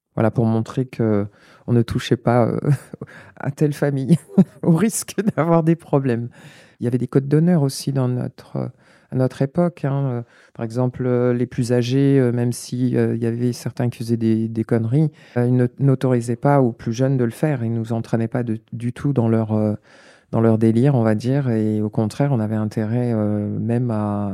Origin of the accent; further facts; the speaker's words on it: La Courneuve, Île-de-France, France; also born or lived in Paris; je suis née à Paris 14e, j'ai grandi à Stein dans le 93, euh, j'ai grandi à La Courneuve. J'y suis restée jusqu'à l'âge de 12 ans